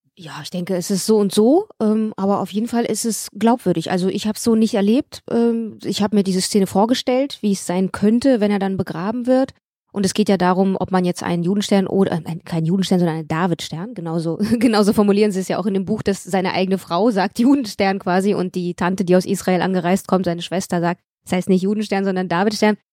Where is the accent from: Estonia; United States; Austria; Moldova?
Moldova; moved away; wie viel komme ich denn aus Moldawien?